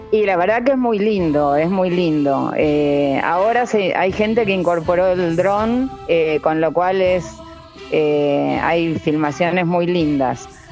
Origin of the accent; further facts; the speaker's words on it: Buenos Aires, Argentina; moved away as an adult; now in Mendoza, Argentina; Yo soy de Buenos Aires, pero mi marido me trajo para acá